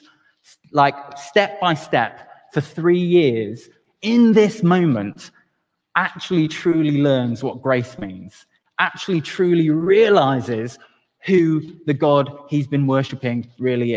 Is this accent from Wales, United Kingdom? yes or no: yes; Wales, United Kingdom; even as a Welshman